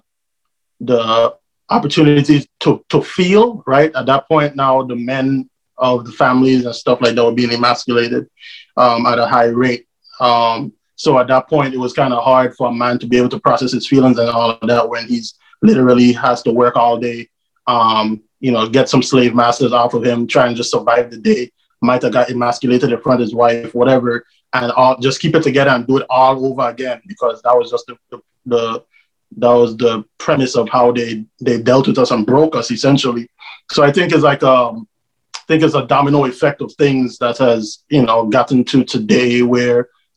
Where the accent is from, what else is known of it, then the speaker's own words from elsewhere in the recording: U.S. Virgin Islands; now in Atlanta, United States; I'm originally from the island of St. Croix, now residing in Atlanta, Georgia.